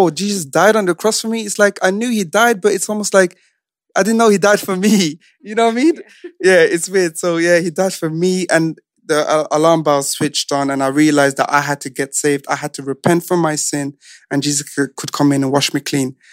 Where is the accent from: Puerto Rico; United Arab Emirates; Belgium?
Belgium; born or raised there; English is a second language; now in United Kingdom